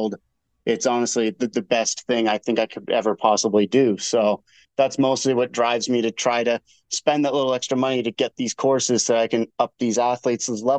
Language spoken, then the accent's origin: English; Nova Scotia, Canada; moved away; I grew up in Nova Scotia.